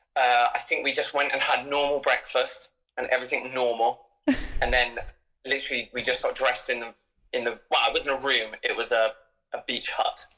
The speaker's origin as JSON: {"language": "English", "country": "United Kingdom", "said": "we're British"}